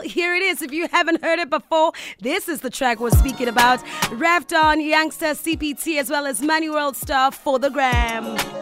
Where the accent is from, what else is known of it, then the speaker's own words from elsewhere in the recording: Pretoria, Gauteng, South Africa; I'm from Pretoria myself